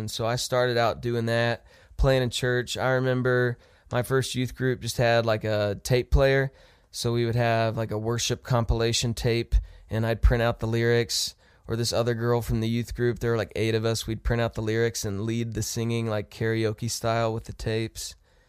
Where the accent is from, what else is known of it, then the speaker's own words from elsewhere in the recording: Ohio, United States; also born or lived in Texas / Kansas; I was born in Texas, grew up in Ohio, and then we moved to Kansas when I was in middle school. So I call that home because that's high school and college.